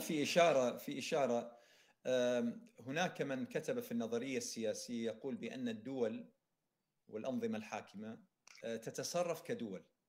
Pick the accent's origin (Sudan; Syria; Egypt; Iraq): Iraq; انا كعراقي